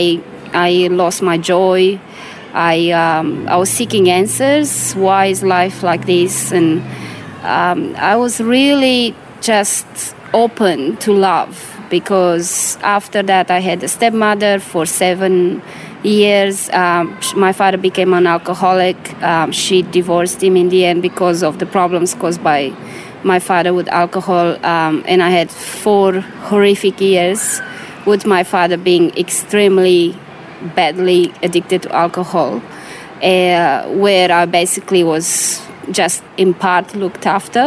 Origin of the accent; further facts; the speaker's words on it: Romania; moved away; I was born in Romania during communism